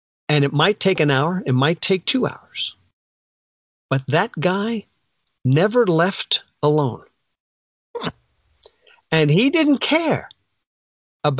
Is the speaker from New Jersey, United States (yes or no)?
yes; northern New Jersey, United States; now in Jersey Shore, United States; I'm from northern New Jersey